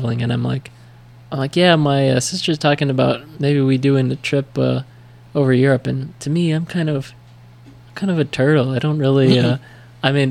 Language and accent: English; United States; accent: American; my American accent